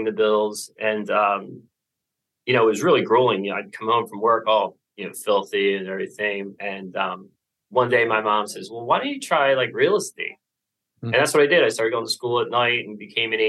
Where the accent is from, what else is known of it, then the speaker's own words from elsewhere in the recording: Philadelphia, Pennsylvania, United States; I'm from the Philadelphia area.